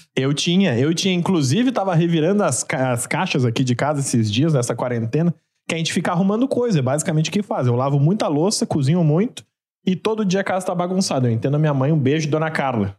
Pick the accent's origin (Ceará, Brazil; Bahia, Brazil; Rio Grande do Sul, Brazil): Rio Grande do Sul, Brazil; Porto Alegre; eu sou de Porto Alegre, mas meu pai era mineiro